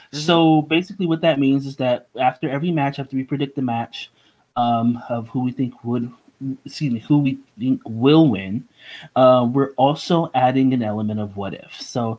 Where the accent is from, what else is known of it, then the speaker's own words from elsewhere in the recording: New York, United States; Growing up in New York